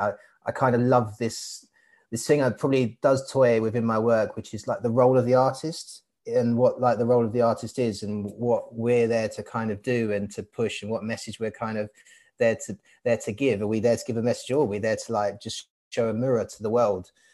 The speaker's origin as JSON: {"language": "English", "area": "Hainault", "region": "London", "country": "United Kingdom", "tie": "born or raised there", "also_born_or_lived": "Barking / Walthamstow", "said": "I was born in Barking and I grew up in Hainault um, area. I currently live in Walthamstow"}